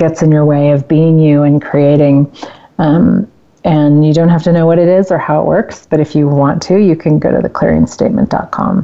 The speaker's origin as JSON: {"language": "English", "region": "Central Valley of California", "country": "United States", "tie": "born or raised there", "moved": "yes", "lives_now": "Colorado, United States", "said": "I grew up in California, and I love California. I mean, I really still consider it home in a lot of ways"}